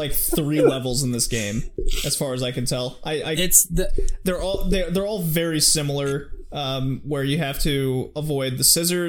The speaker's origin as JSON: {"language": "English", "region": "Texas", "country": "United States", "tie": "born or raised there", "said": "growing up in Texas, where like it's super conservative"}